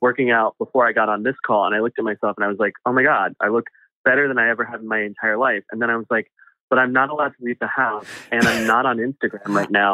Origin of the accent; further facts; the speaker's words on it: Chicago, Illinois, United States; moved away; grow up in Chicago or the, the surrounding area in the 90s